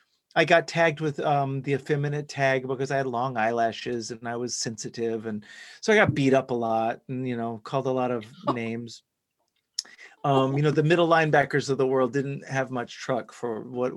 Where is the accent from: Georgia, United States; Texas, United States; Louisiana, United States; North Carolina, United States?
Texas, United States; Dallas; I grew up in Texas, in Dallas specifically